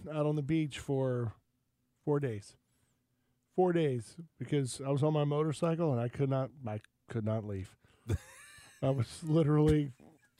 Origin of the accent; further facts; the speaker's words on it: Florida, United States; I'm from Florida.